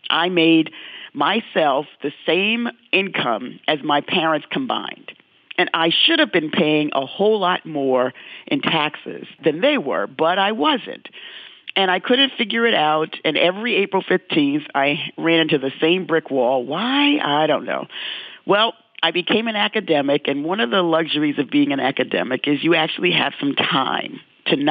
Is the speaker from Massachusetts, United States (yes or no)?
no; New York City, New York, United States; growing up in the South Bronx and dealing with racism every day